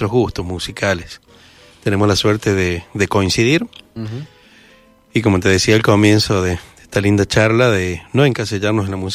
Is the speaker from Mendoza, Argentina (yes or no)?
yes; Mendoza, Argentina; Mira, somos nacidos en Cuyo. Venimos todos de cuna muy, muy, muy cuyana, de, muchos guitarreros, nuestras familias, y hemos pasado por varias formaciones de, de, de acervo bien cuyano aquí en Mendoza.